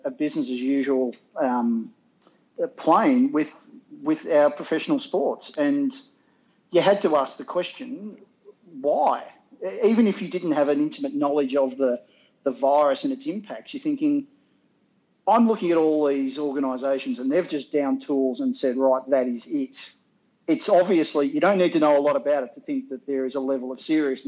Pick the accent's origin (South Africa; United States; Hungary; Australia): Australia; I reckon I'm pretty qualified as an Australian to know how Australians react to things